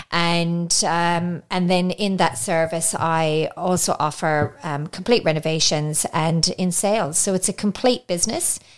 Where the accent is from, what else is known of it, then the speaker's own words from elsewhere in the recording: Ireland; moved away as an adult; now in Australia; so you can hear I've got a little bit of an accent, so I'm Irish. Yes. Um, and in 98, I moved to Australia with my now husband.